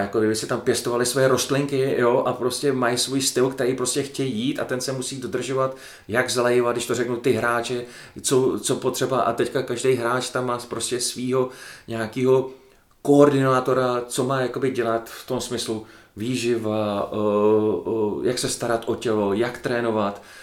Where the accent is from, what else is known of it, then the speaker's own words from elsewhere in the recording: Czechia; moved away as an adult; also born or lived in Belgium; zůstal jsem tady v Čechách